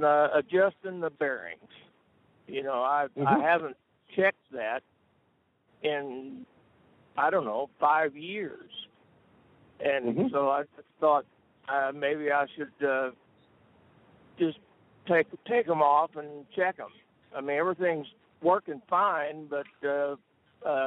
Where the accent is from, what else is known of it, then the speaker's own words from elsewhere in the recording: Conway, Missouri, United States; I'm from Conway, Missouri